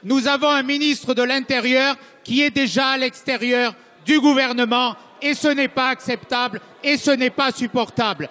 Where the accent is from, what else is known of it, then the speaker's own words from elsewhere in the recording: Nice, Provence-Alpes-Côte d'Azur, France; je suis né à Nice, je suis issu d'un milieu populaire de Nice